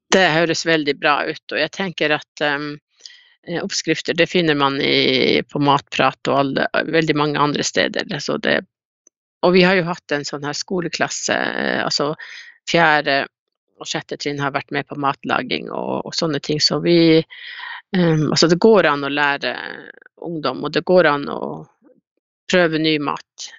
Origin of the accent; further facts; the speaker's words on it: Kautokeino, Finnmark, Norway; jeg er jo fra Kautokeino